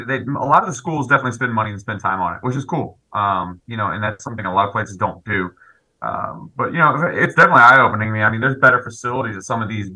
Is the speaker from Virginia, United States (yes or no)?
yes; Virginia, United States; born there; also born or lived in Philadelphia / Missouri / California / Utah; now in Texas, United States; I was born in Virginia. I lived in Philly for a long time, Missouri, California, Utah, Louisiana, you name it.